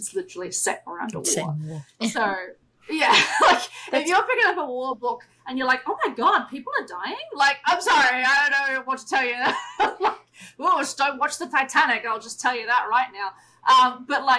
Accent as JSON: {"language": "English", "country": "Australia", "tie": "born or raised there", "said": "growing up in Australia"}